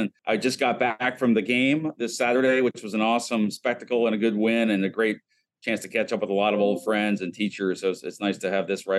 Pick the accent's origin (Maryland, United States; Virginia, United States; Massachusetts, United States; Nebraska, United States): Virginia, United States; Richmond; now in Washington, D.C., United States; I grew up outside of Richmond, and my mother was a teacher at St. Chris. And so I ended up going to St. Chris through my lower school days